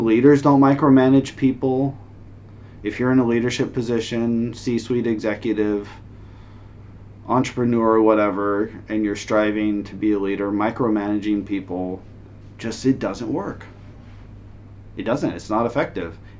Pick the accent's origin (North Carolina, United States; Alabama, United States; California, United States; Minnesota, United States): California, United States; Northern; moved away as an adult; now in Shenzhen, China; I'm American. I'm from America. I was born in Northern California.